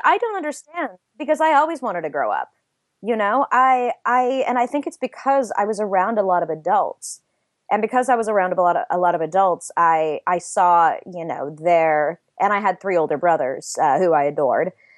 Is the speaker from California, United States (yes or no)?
yes; LA area, Southern California, United States; moved away; I grew up in Southern California, uh, in, in, uh, a small city in the L A area